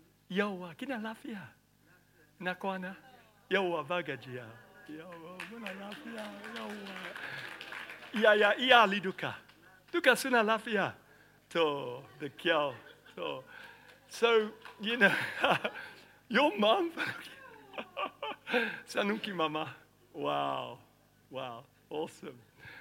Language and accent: English; Nigeria; You know, I grew up in Nigeria. I was born in Nigeria.